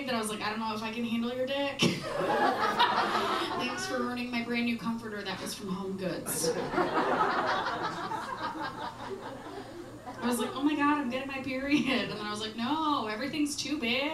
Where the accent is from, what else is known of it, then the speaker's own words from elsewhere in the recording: Wisconsin, United States; now in Chicago, United States; I'm from Wisconsin